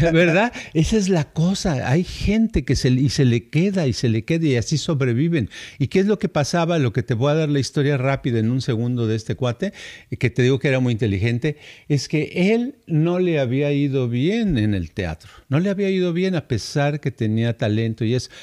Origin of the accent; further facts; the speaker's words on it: Guadalajara, Jalisco, Mexico; moved away as an adult; also born or lived in United States; yo nací allá por Tapatilandia